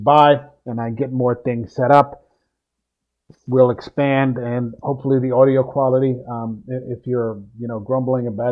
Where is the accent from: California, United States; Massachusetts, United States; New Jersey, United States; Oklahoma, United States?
New Jersey, United States; I'm from the Mid-Atlantic area, the Philadelphia area, South Jersey, New Jersey to be specific